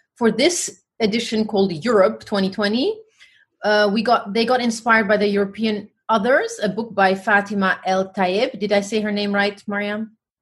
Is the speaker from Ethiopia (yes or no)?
yes; Oromia, Ethiopia; now in Netherlands; I'm black first, and then African, then Ethiopian, then Oromo. From I'm from the Oromo ethnic uh, group